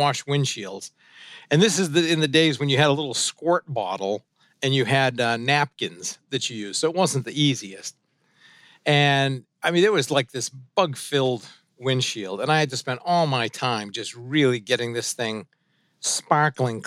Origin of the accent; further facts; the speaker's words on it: Suncook, New Hampshire, United States; first language French; English is a second language; we grew up in this kind of little old French-Canadian mill town in Suncook, New Hampshire